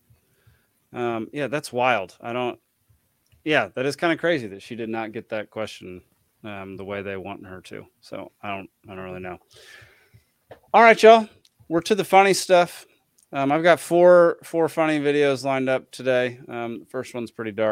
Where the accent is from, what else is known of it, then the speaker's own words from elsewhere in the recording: Texas, United States; I grew up in Texas